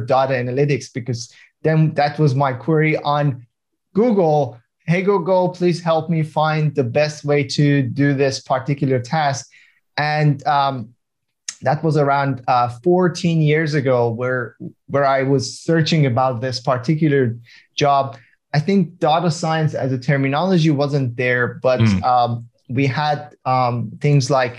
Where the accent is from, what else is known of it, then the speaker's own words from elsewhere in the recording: Iran; moved away as an adult; now in Australia; I'm from Iran. I immigrated to Australia around 10 years ago